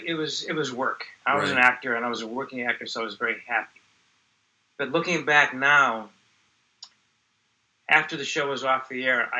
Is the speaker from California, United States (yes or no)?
no; Florida, United States; I've been acting since I was 15 years old when I grew up in Florida.